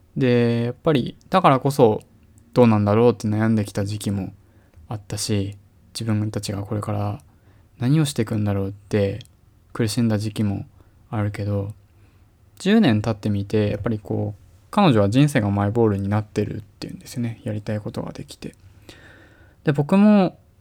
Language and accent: Japanese; Tohoku, Japan; now in Tokyo, Japan